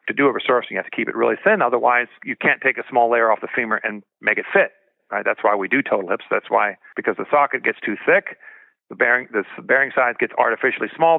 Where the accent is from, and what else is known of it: Sacramento area, California, United States; born or raised there; also born or lived in Berlin, Germany